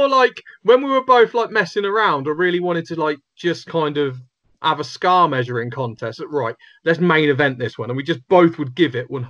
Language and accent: English; Kettering, East Midlands, United Kingdom; my hometown of Kettering.